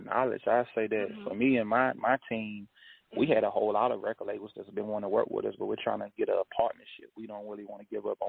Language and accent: English; Appomattox, Virginia, United States; moved away; my hometown down here in Appomattox, Virginia, like that's currently where I'm at now, visiting my uncle